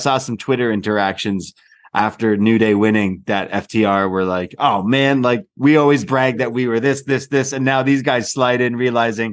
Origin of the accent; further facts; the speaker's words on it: Canada; I'm Canadian. We're British and Canadian